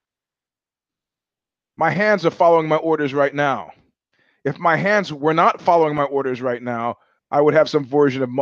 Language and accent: English; New York, United States; moved away as an adult; also born or lived in California; I went to high school in New York and I'm a New Yorker